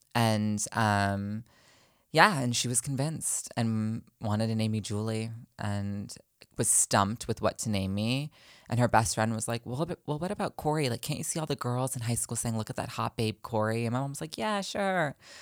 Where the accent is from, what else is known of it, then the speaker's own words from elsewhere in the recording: New Jersey, United States; moved away as an adult; also born or lived in New York; now in Los Angeles, United States; I was born originally, I'm from Los Angeles, um, middle school and high school. I was in New Jersey